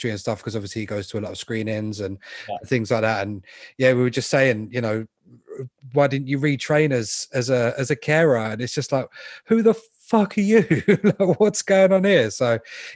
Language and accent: English; London, United Kingdom; I was born in London. I've always lived here.